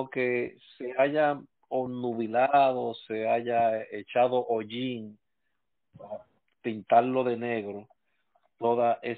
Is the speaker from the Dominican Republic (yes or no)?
yes; Santo Domingo, Distrito Nacional, Dominican Republic; Sí, me crié en Cristo Rey.